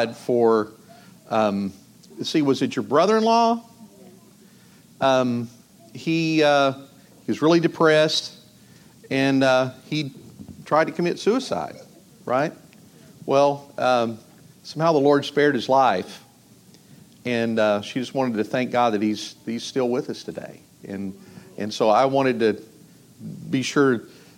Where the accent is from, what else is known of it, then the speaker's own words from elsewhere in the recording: Northeast Texas, United States; I'm from Northeast Texas